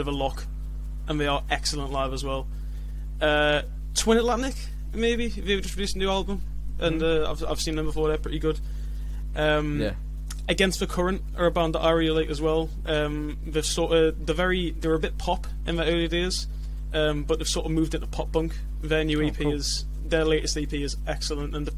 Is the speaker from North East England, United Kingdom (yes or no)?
yes; Newcastle upon Tyne, North East England, United Kingdom; also born or lived in Leeds; I'm from Newcastle.